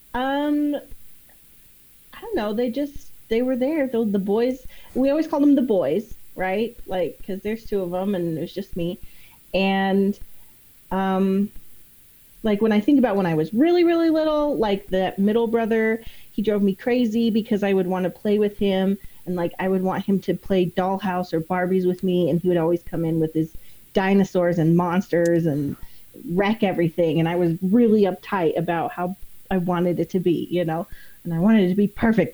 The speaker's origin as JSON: {"language": "English", "region": "East Idaho", "country": "United States", "tie": "born or raised there", "moved": "yes", "said": "I grew up in East Idaho, and it's like, especially back when I was there, it was like 98% Mormon"}